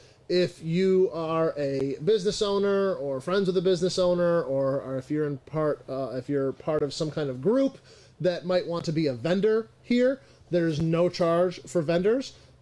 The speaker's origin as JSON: {"language": "English", "country": "United States", "moved": "yes", "lives_now": "Monroe", "said": "So I live in Monroe, but I'm traditionally from Genesee County."}